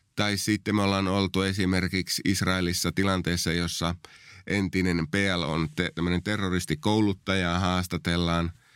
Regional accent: Oulu, North Ostrobothnia, Finland; moved away as an adult; also born or lived in southern Finland; mä oon lähtöisin tuolta vähän pohjoisempaa Oulusta, josta on päätynyt sitten vuosien varrella tänne etelään sitten työn perässä

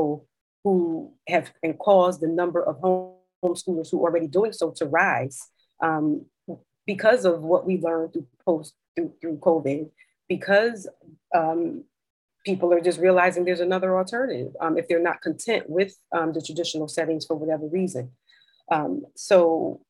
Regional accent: New Haven, Connecticut, United States; born or raised there; also born or lived in Maryland / Philadelphia

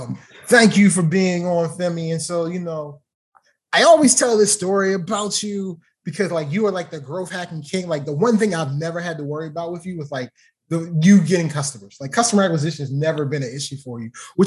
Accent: Baltimore, Maryland, United States; Baltimore, so you know, my hometown

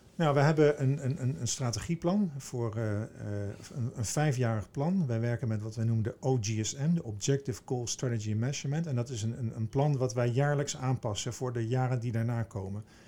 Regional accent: Veluwezoom, Gelderland, Netherlands; Ik kom uit het oosten van het land. Ik ben opgegroeid in de Veluwezoom in de natuur

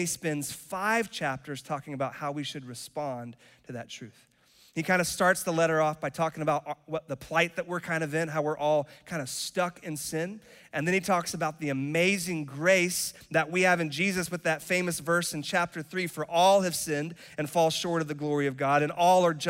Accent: Charlotte, North Carolina, United States; also born or lived in Cary, North Carolina; And I was raised in Charlotte. I am North Carolinian, like born and raised

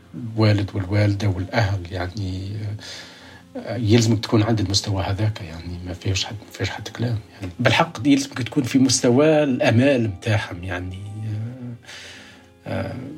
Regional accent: Kasserine Governorate, Tunisia; moved away as an adult; now in United States; ولدت في الريف

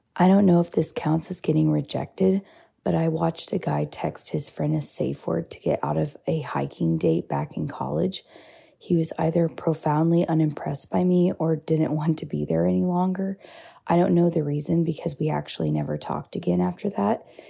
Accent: India; accent: Indian; my Indian accent

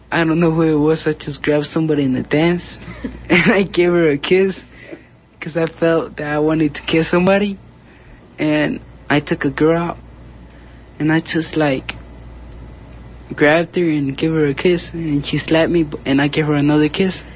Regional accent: Mexico City, Mexico; born there; English is a second language; moved away; I born in Mexico City, and I get in Lombre because my my parents moved here to work to get a better life.

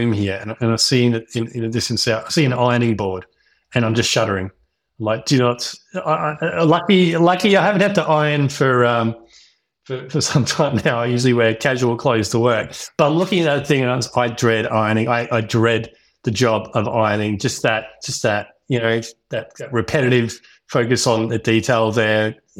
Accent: Melbourne, Victoria, Australia; also born or lived in Western Australia; I grew up in Melbourne, had a pretty good childhood, went to uni, studied engineering of all things.

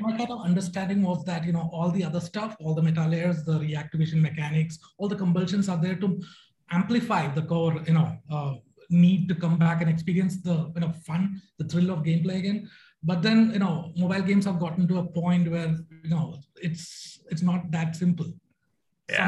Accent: Bangalore, Karnataka, India; I'm from Bangalore, India.

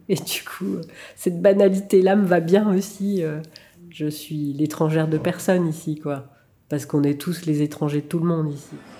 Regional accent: Noidans-lès-Vesoul, Bourgogne-Franche-Comté, France; first language French; now in Marseille, France; j'ai grandi à Noidan-les-Vesoul

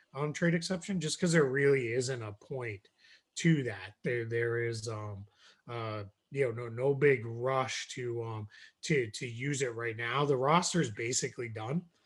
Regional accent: just south of Boston, Massachusetts, United States; I grew up in Massachusetts. Um, I grew up just south of Boston.

